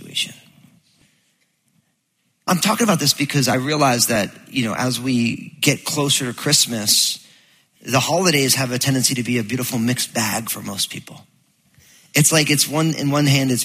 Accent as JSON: {"language": "English", "region": "New Jersey", "country": "United States", "tie": "born or raised there", "said": "I'm all Italian from New Jersey, so we used to go down to the Jersey Shore"}